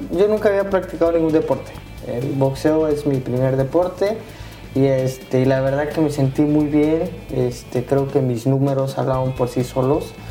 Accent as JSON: {"language": "Spanish", "town": "Reynosa", "region": "Tamaulipas", "country": "Mexico", "moved": "yes", "said": "cuando yo me vine de, de Reynosa, que yo soy de Reynosa, este, tenía un primo"}